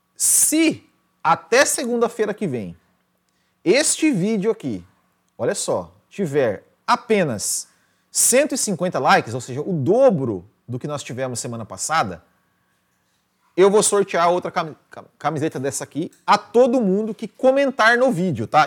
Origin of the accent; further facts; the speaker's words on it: Mandaguari, Paraná, Brazil; moved away; Mandaguari, minha terra natal